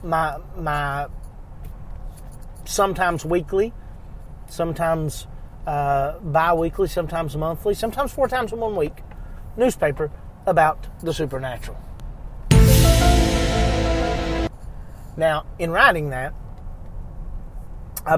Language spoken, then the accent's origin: English; Eastern Kentucky, United States; I was born in 1982 in Eastern Kentucky, and I was very much a very imaginative kid, spent a ton of time outside